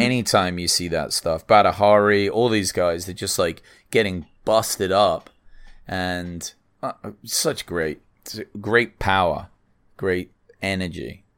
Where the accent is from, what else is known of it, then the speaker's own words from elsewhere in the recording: England, United Kingdom; moved away as an adult; now in United States; I'm English